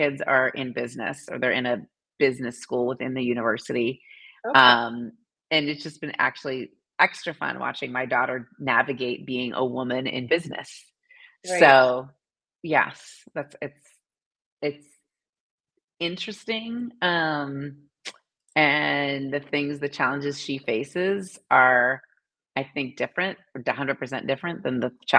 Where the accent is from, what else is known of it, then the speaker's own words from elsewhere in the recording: Massachusetts, United States; now in Indianapolis, United States; I grew up in Massachusetts, so I'm a New Englander at heart